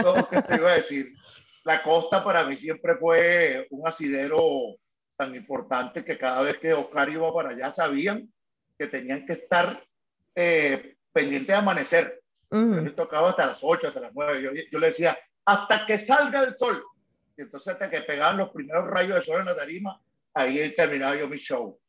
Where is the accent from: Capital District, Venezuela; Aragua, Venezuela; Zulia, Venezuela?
Capital District, Venezuela; Caracas; Y ahí soy de antímano